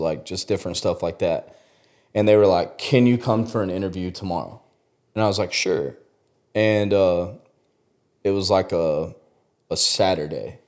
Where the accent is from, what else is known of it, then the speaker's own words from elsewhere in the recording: West Texas, United States; I grew up out in West Texas